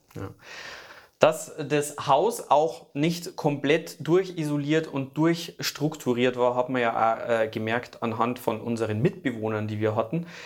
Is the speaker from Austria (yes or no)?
no; Germany; ich bin Deutscher